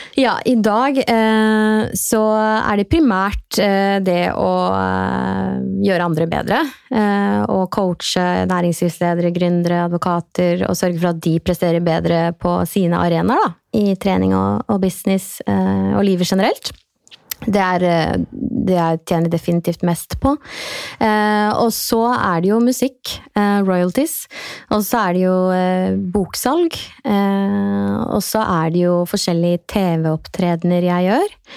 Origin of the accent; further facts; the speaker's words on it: Trøgstad, Østfold, Norway; Jeg er jo fra Trøgstad.